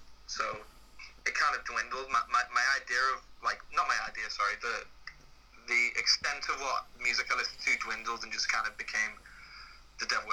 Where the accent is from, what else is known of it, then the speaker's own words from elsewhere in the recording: St Helens, North West England, United Kingdom; I'm from St. Helens, which is like 20 minutes outside of Liverpool.